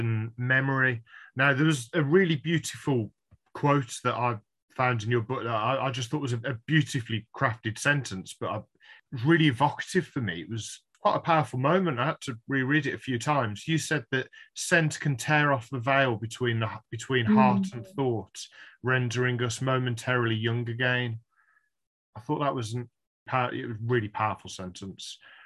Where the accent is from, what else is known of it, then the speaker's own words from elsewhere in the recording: Birmingham, West Midlands, United Kingdom; growing up in Birmingham, it was common I could go and see The Blind Girl at the art gallery there